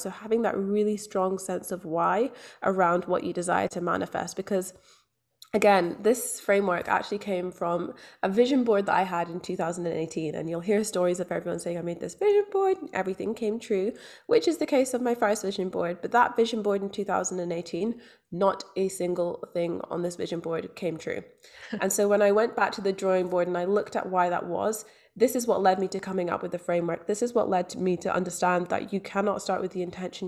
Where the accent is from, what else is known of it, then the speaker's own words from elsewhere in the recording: Scotland, United Kingdom; also born or lived in London; now in Australia; I grew up in Scotland. I was born in London. I'm now living in Australia.